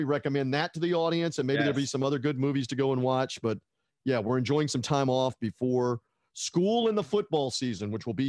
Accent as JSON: {"language": "English", "region": "Tennessee", "country": "United States", "tie": "born or raised there", "said": "I had no NBA team when I grew up in Tennessee"}